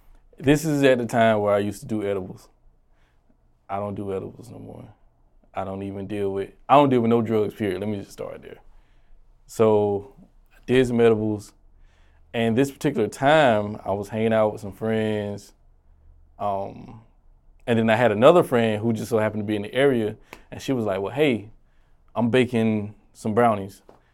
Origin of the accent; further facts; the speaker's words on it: Augusta, Georgia, United States; moved away as an adult; now in South Carolina, United States; Born and raised in Augusta.